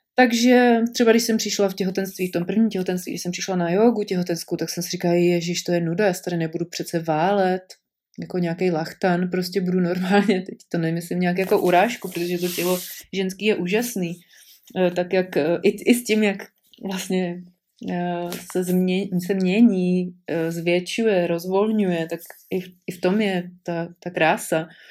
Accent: Prague, Czechia; moved away as an adult; já jsem byla hrdá pražačka a e, narodila jsem se tam, s mým mužem jsme tam žili většinu, vět, velkou část našeho života

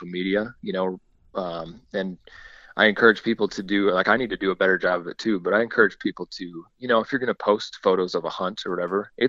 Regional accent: South Dakota, United States; where I grew up in South Dakota

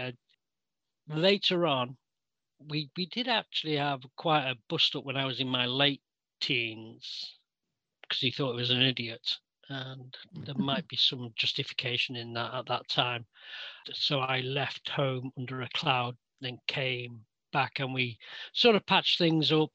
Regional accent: Manchester, North West England, United Kingdom; I was born in Old Trafford, Manchester

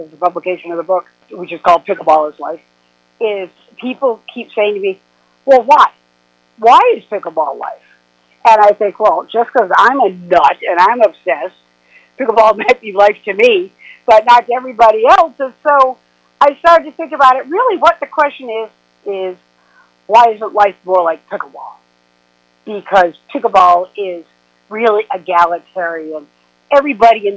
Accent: South Coast of Massachusetts, United States; moved away; also born or lived in New York; I lived in New York for over 40 years, but I grew up here in South Coast of Massachusetts, and I moved back

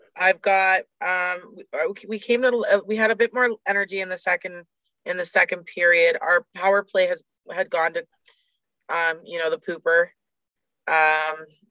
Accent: Canada; as a Canadian

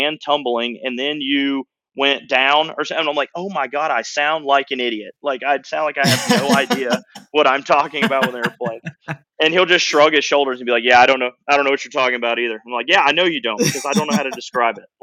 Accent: North Georgia, United States; I grew up in North Georgia

